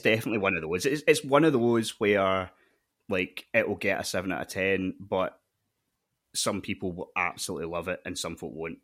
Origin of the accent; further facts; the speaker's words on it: Scotland, United Kingdom; as a Scottish person